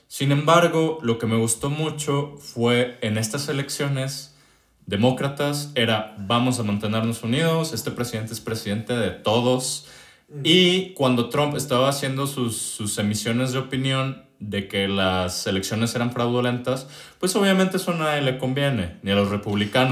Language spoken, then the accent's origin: Spanish; Mexico